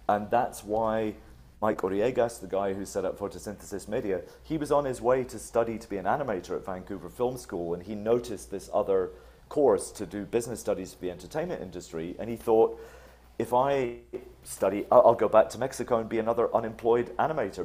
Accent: Scotland, United Kingdom; I grew up in Scotland

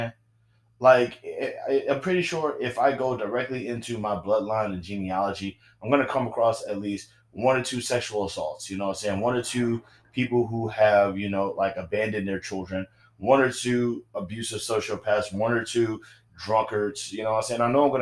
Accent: the South, United States; I'm from the South

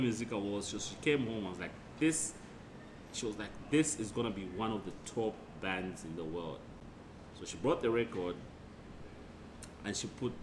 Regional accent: Zambia; now in Perth, Australia; growing up in Zambia

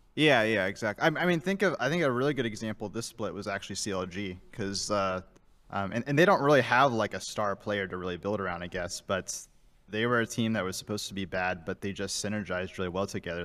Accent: Fort Wayne, Indiana, United States; Fort Wayne, Indiana

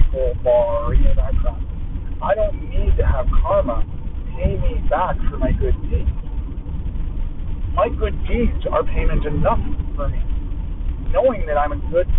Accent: Canada; I'm Canadian

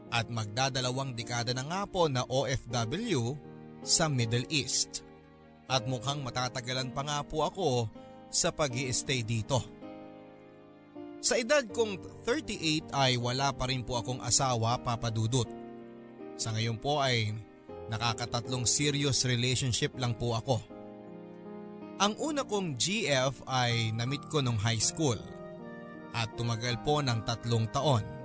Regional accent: Mimaropa, Philippines; moved away as an adult; also born or lived in Manila; now in Dubai, United Arab Emirates; Taga-Oriental Mindoro po ako originally ang aking pamilya. Pero noong ako ay mag-college na ay nagpamaynila na po ako. And eventually ay doon na rin po ako nakapag-relocate at naiwan na ang aking mga magulang sa Mindoro.

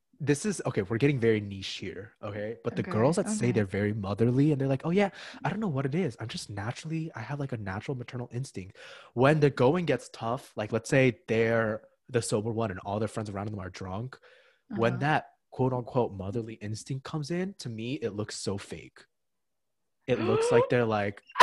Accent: Ridgewood, New Jersey, United States; I'm from Ridgewood, New Jersey

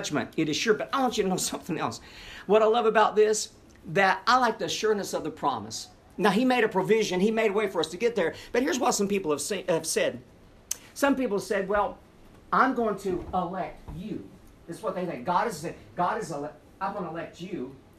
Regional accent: Tennessee, United States; I'm a hick from Tennessee

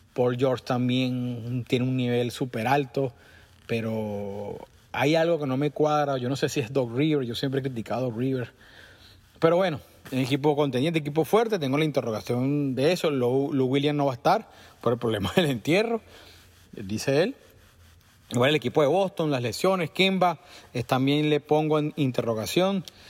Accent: Caracas, Venezuela; now in United States; parte de mi vida viví muy cerca de Parque Miranda. Eh, y, pasé muchos fines de semana metido ahí. Cuando los jóvenes la semana era fijo, pues salíamos del liceo y íbamos para allá

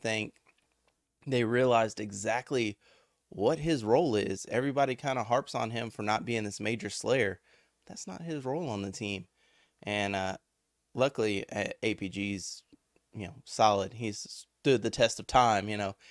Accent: Victoria, Texas, United States; I'm from Victoria

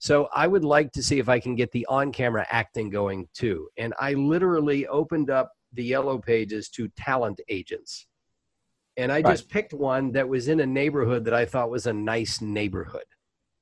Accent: Savannah, Georgia, United States; moved away as an adult; also born or lived in Orlando, Florida / Los Angeles; Savannah, Georgia, which is my hometown

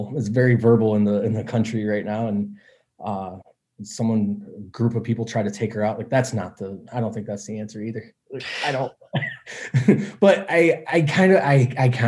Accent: Michigan, United States; also born or lived in Oklahoma; Michigan, my home state

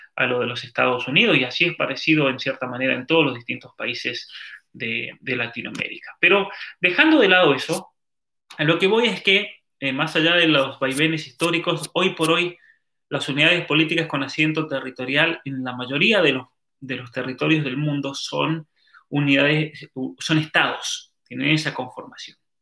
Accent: Calingasta, San Juan, Argentina; en mi pueblo, por ejemplo, eh, la tribu originaria de ese valle, el valle de Calingasta

